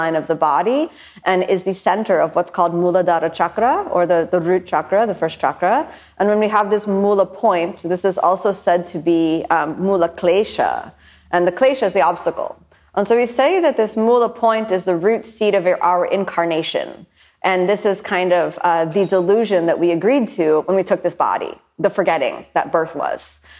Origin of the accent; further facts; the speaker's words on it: Miami, Florida, United States; A lot of people ask me where I'm from. I'm from Miami.